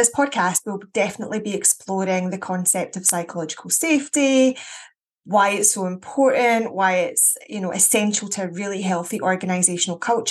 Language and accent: English; Scotland, United Kingdom; very Scottish